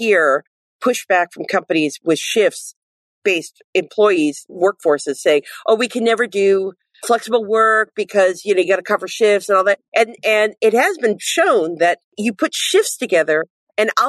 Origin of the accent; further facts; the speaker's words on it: Cleveland, Ohio, United States; moved away; my hometown on the west side of Cleveland